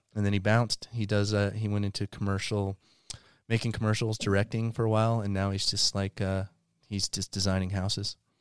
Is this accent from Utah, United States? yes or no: yes; Salt Lake City, Utah, United States; I grew up here in Salt Lake City